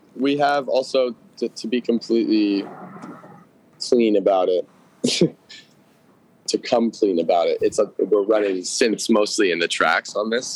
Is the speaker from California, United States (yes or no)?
yes; Los Angeles, California, United States; I grew up in Studio City, where I'm sitting right now